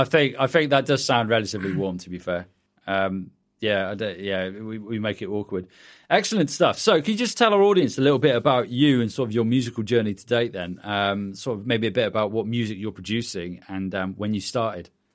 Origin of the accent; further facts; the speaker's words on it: United Kingdom; accent: British; my British accent